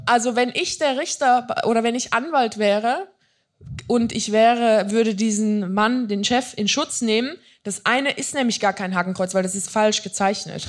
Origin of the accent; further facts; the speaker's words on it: Switzerland; ich bin eine Schweizerin